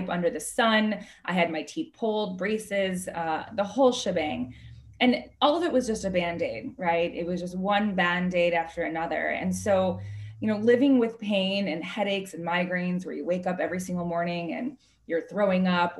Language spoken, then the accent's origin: English; Chicago, Illinois, United States; I'm originally from Chicago